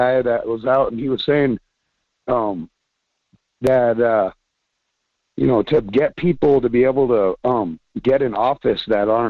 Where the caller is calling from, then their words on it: Homer, Alaska, United States; Hello. Hi. … from Homer.